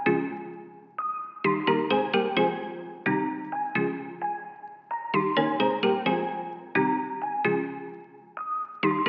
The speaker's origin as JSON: {"language": "English", "town": "Greenwood", "country": "United States", "tie": "born or raised there", "said": "growing up in Greenwood"}